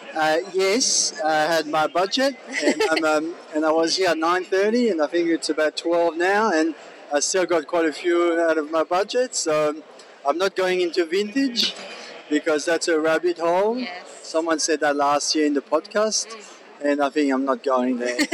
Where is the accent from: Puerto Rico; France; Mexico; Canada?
France; moved away as an adult; now in Australia; I'm originally from France, and I grew up with fountain pen because at prep you had to have a fountain pen.